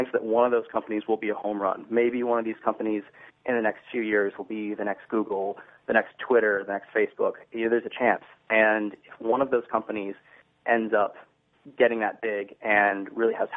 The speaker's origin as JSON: {"language": "English", "town": "Troy", "region": "Michigan", "country": "United States", "tie": "born or raised there", "said": "I grew up in Troy, Michigan."}